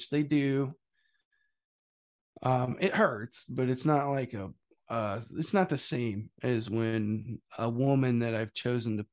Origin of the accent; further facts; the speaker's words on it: Missouri, United States; I'm from Missouri